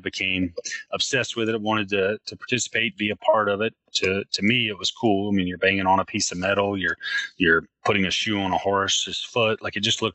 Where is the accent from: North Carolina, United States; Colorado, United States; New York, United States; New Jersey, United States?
North Carolina, United States; Western; I grew up in Western North Carolina